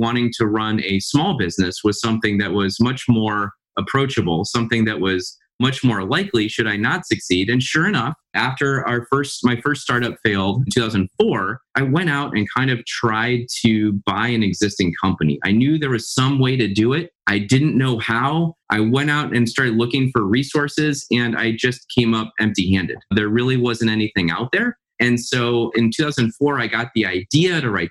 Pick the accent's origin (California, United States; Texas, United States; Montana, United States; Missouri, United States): Missouri, United States; St. Louis; growing up in St. Louis, Missouri